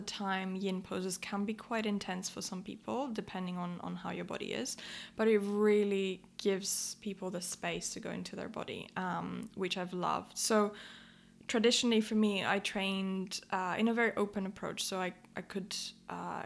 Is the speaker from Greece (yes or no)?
yes; Athens, Attica, Greece; moved away as an adult; now in London, United Kingdom; I grew up in Athens and I moved to London to study psychology.